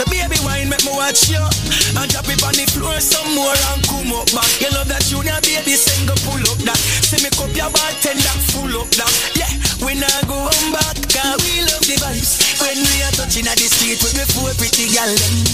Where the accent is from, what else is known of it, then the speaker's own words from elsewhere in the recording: Portmore, Saint Catherine, Jamaica; I'm from Portmore, that's in JA.